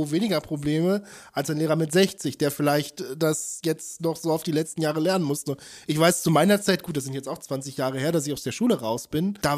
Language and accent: German; North Rhine-Westphalia, Germany; ich komme aus dem Ruhrgebiet und äh, da gab es dann auch die Frage, ich habe in Bochum studiert